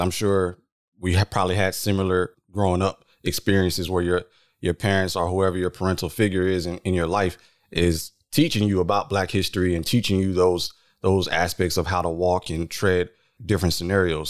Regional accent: San Antonio, Texas, United States; we are both from San Antonio for the world listening, San Antonio, Texas, not Ibiza

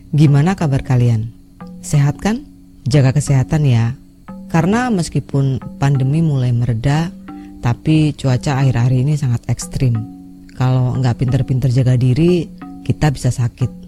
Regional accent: Lampung, Indonesia; now in Majalengka, Indonesia; Saya berasal dari Lampung. Cuma sekarang saya tinggal di Majalengka, Jawa Barat.

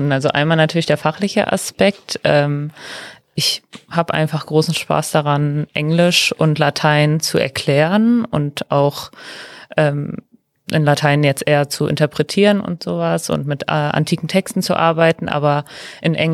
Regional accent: Mülheim, North Rhine-Westphalia, Germany; ich komme aus Mülheim und äh, wohne auch aktuell da.

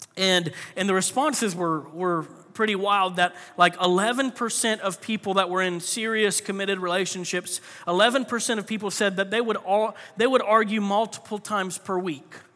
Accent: Florida, United States; I grew up in Florida

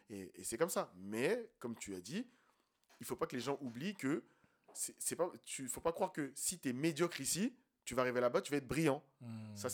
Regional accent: Côte d’Ivoire; Du, moins de ce que j'ai vu euh, chez moi en Côte d'Ivoire

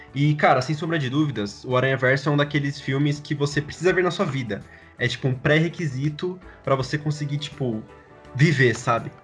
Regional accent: Brazil; nós brasileiros

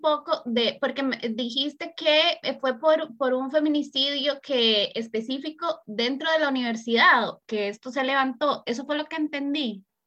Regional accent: Costa Rica; Anita y yo somos de Costa Rica

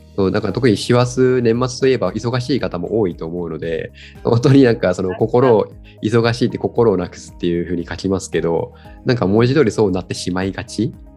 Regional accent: Kagoshima, Japan; moved away as an adult; now in Yokohama, Japan; 地元鹿児島を離れて、あの横浜に来て

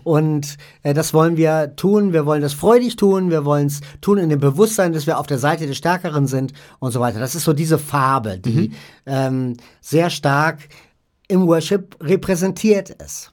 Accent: Hamburg, Germany; also born or lived in Vordertaunus near Frankfurt; now in Vordertaunus, Germany; Ich komme aus dem Norden, also aus Hamburg eigentlich, bin da aber weggezogen

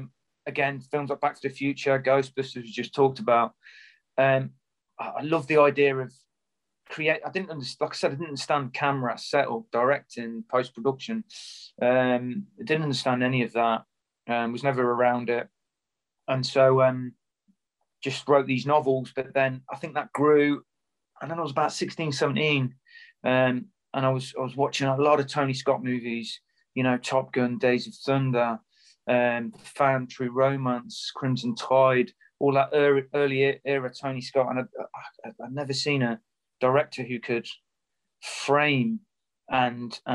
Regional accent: Coventry, West Midlands, United Kingdom; growing up in Coventry, which is a kind of drab post-industrial town

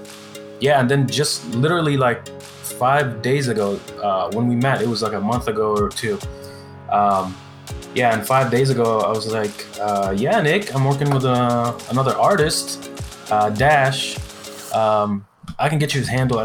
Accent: Cairo, Cairo Governorate, Egypt; now in California, United States; I'm originally from Egypt. I'm Egyptian. So I was born in Cairo, Egypt, in like the slums

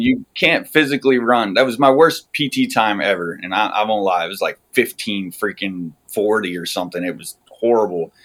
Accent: north central Pennsylvania, United States; moved away as an adult; also born or lived in California / Alaska / Utah; now in Maryland, United States; I am uh, north central Pennsylvania out in the country.

